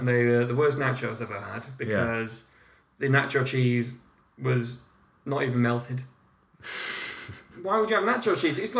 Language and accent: English; United Kingdom; we're not American.